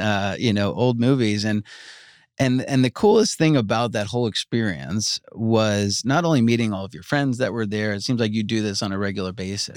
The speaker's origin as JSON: {"language": "English", "area": "Long Island", "region": "New York", "country": "United States", "tie": "born or raised there", "also_born_or_lived": "Georgia", "moved": "as an adult", "said": "I grew up in Long Island"}